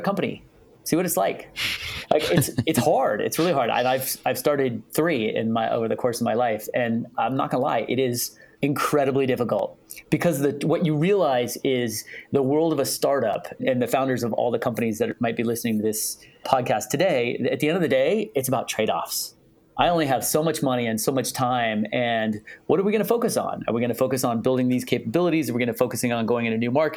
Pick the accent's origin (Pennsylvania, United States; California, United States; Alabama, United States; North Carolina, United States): California, United States; Palo Alto; I grew up in Palo Alto